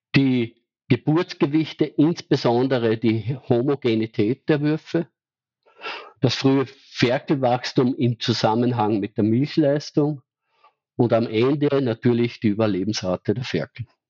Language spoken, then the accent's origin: German; Austria; bei uns in Österreich